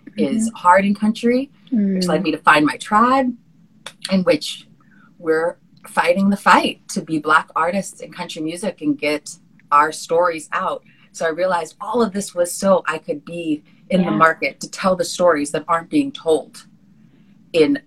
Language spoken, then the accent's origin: English; Bay Area, California, United States; also born or lived in Washington, D.C. / Los Angeles; I grew up in the Bay Area in California